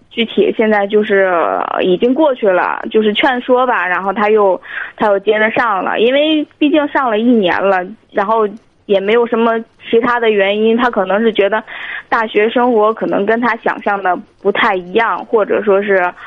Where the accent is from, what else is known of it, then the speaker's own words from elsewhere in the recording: Tianjin, China; 我是天津的